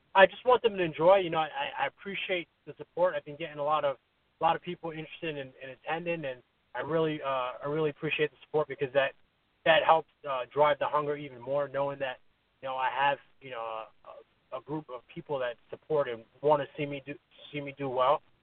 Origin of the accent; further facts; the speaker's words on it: New York, United States; now in Connecticut, United States; I'm from New York, but you know, I live in Connecticut now.